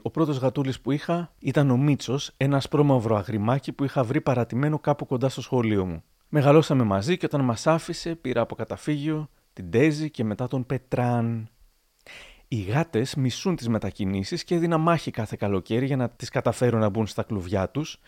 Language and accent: Greek; Thessaloniki, Central Macedonia, Greece; moved away as an adult; now in Chalkidiki, Greece; εγώ που τόσο λάτρευα την πόλη μου, τη Θεσσαλονίκη